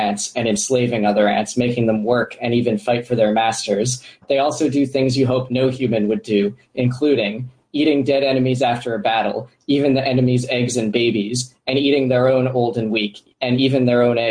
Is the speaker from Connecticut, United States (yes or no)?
no; Florida, United States; I grew up in Florida